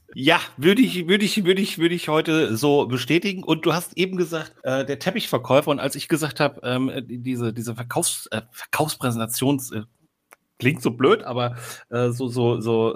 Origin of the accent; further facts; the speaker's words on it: Eisenach, Thuringia, Germany; moved away as an adult; now in Hamburg, Germany; Und ich bin tatsächlich am Fuße der Wartburg geboren und aufgewachsen.